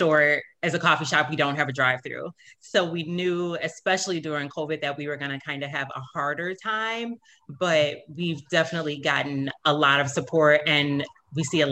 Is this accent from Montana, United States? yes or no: no; South Suburbs, Illinois, United States; now in St. Charles, United States; I'm originally from, Illinois. I'm from the South Suburbs